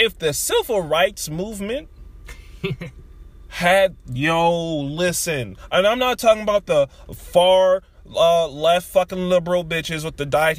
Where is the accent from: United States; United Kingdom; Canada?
United States; Utica, New York; we're from Utica